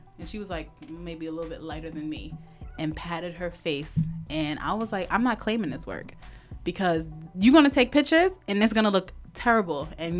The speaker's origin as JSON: {"language": "English", "country": "Nigeria", "said": "we're all Nigerian in here."}